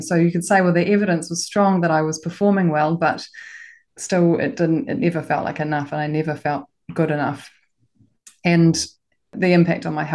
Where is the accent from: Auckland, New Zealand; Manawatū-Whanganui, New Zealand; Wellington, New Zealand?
Auckland, New Zealand; also born or lived in Christchurch, New Zealand; I'm from Auckland. I was educated in Auckland, went to one of the top girls' schools